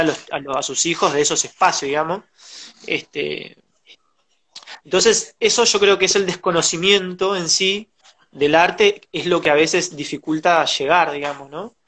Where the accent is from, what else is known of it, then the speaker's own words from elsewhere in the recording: José C. Paz, Buenos Aires Province, Argentina; nací, me crié en Soliverde, en José Cepaz, con urbano bonaerense